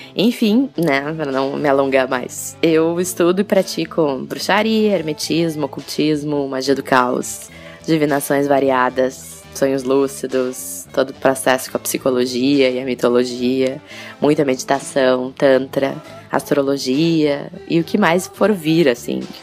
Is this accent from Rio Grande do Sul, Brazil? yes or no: yes; Porto Alegre, Rio Grande do Sul, Brazil; eu sou natural de Porto Alegre, vivo em Porto Alegre